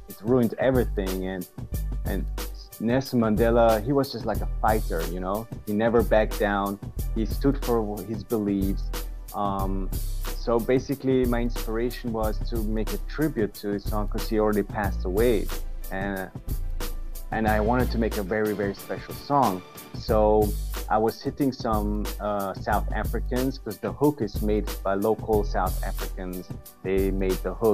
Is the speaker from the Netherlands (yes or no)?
no; Vienna, Austria; I'm from Austria, Vienna in Europe.